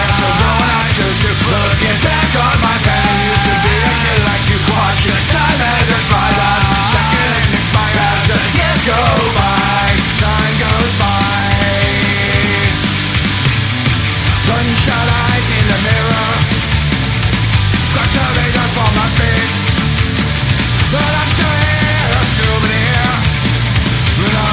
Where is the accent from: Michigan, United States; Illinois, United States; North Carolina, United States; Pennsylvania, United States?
North Carolina, United States; Maggie Valley; born or raised there; also born or lived in Indiana / Florida / Concord, North Carolina; now in Charlotte, United States